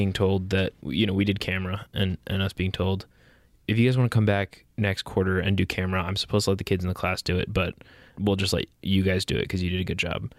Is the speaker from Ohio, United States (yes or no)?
no; New Jersey, United States; moved away as an adult; now in Savannah, United States; I grew up in Jersey